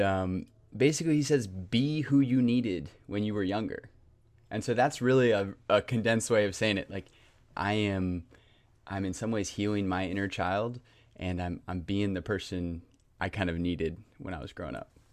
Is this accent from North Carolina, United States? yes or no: yes; Raleigh, North Carolina, United States; also born or lived in Garner, North Carolina; born and raised in Raleigh, North Carolina, kind of grew up in Garner